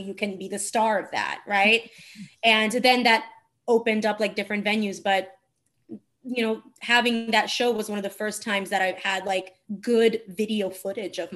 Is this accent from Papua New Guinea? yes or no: no; Turin, Piedmont, Italy; English is a second language; moved away as an adult; also born or lived in Marche / Abruzzo; now in New York, United States; I grew up in Turin in the north, but my parents are from Marche and Abruzzo.